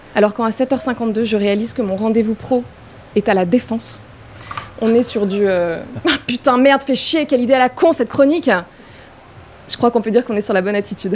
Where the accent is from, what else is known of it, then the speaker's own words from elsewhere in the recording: Paris, Île-de-France, France; j'ai grandi à Paris, downtown